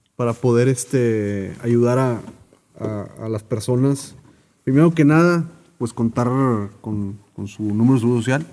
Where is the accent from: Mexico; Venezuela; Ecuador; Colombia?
Mexico; como mexicanos